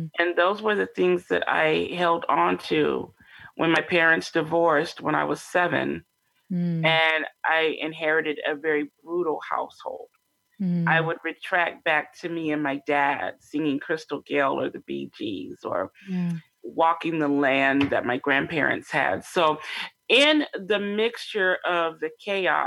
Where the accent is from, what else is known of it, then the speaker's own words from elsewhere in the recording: Sacramento, California, United States; also born or lived in Longview, Washington; I grew up predominantly in Sacramento, California